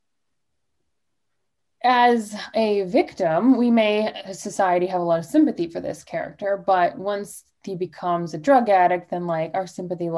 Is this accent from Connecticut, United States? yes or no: no; Florida, United States; I'm in Florida right now and I'm from Florida